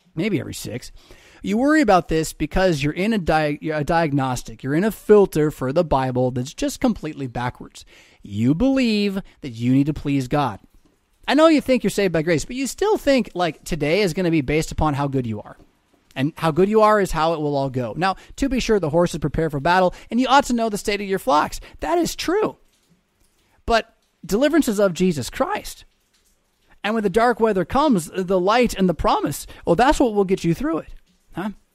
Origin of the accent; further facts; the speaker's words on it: United States; I am as an American